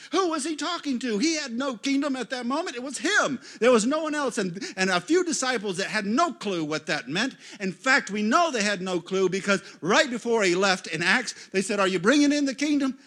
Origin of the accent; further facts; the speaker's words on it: United States; as an American pastor.